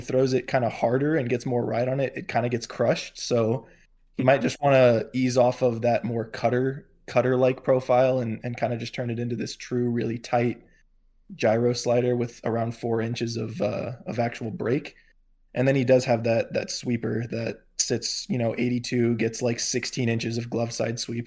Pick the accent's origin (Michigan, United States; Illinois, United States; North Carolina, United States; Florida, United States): Florida, United States; near Tampa–St. Petersburg area; I grew up, uh, sort of around that area, not exactly in the Tampa Saint Pete area, but close enough